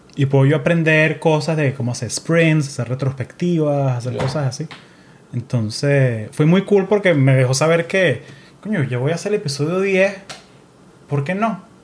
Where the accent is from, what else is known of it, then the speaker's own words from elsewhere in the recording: Caracas, Capital District, Venezuela; now in United States; Soy de un pueblo al este de Colombia, se llama Caracas, Venezuela